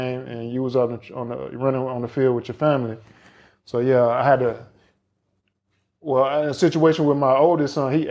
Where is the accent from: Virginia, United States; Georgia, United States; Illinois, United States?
Georgia, United States; now in Florida, United States; I'm from Georgia. I live in Florida.